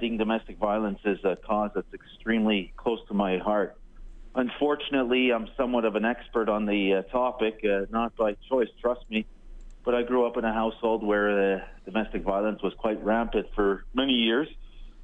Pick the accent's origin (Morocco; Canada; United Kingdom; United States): Canada; Montreal, Quebec; growing up in Montreal